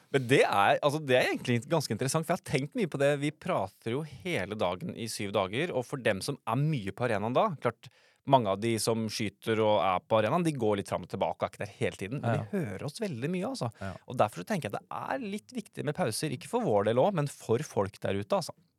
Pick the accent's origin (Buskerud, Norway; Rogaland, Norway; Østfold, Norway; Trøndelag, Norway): Østfold, Norway; jeg er fra Østfold